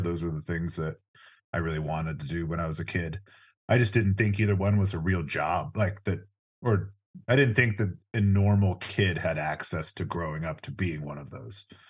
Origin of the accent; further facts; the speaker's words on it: Orange County, California, United States; I grew up in Orange County, California